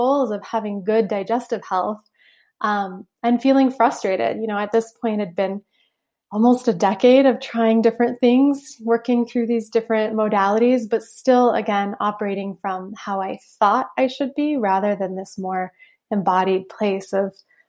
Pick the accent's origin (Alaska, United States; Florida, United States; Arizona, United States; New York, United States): Alaska, United States; Southeast; I grew up in Southeast Alaska on a little island